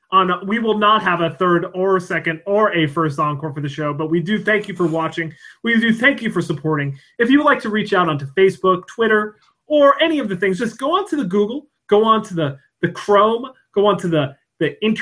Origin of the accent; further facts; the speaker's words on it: Pennsylvania, United States; now in Washington; Pennsylvania. my hometown.